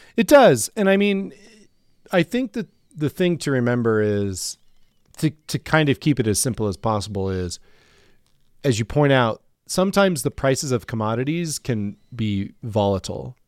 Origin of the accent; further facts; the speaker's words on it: Ord, Nebraska, United States; now in Denver, United States; there were multiple feedlots around Ord, where I grew up